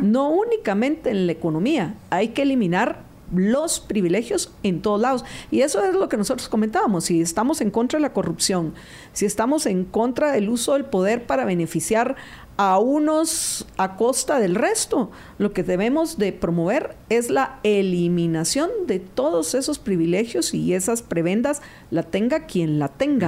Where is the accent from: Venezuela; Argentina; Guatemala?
Guatemala; Somos guatemaltecos